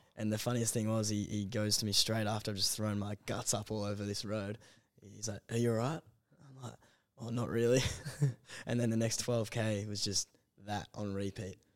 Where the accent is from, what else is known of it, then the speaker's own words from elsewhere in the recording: Melbourne, Victoria, Australia; also born or lived in Canberra; in Melbourne, um, northeastern suburbs, kind of, uh, Eltham way